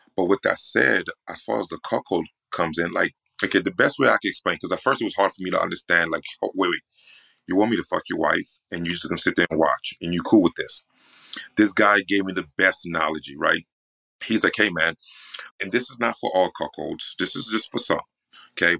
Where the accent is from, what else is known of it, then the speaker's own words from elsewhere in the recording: New York, United States; I'm from New York, right? So I'm from the East Coast